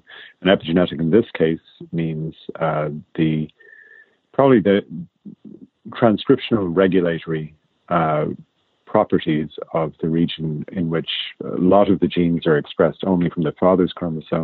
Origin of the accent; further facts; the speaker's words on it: Ireland; accent: Irish; moved away as an adult; now in United States; you'd probably guess that from my accent. I'm actually Irish